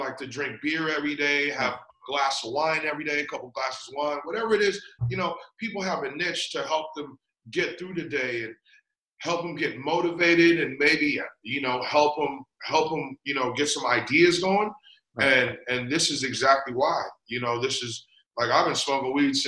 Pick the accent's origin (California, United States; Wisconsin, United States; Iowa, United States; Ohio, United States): California, United States; San Francisco; moved away; also born or lived in Guam / Las Vegas; when I was like around 9 months to a year old, they brought me to San Francisco because that's where my parents actually, you know, lived and worked